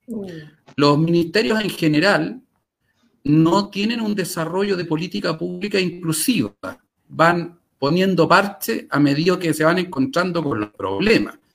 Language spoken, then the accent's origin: Spanish; Chile; moved away as an adult; also born or lived in Paris, France; now in Santiago, Chile; yo no soy de Santiago. Yo un buen día me fui de mi ciudad natal a París y volví a vivir a Chile, a la ciudad de Santiago